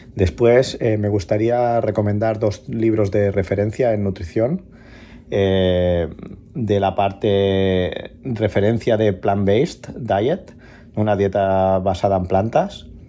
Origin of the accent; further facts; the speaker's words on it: La Canonja, Catalonia, Spain; now in Barcelona, Spain; de La Canonja, pero ahora vivo en Barcelona